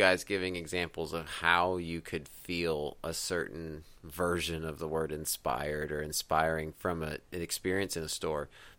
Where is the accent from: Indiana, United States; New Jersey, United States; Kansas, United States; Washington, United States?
Kansas, United States; moved away; Price Chopper was big in my hometown in Kansas.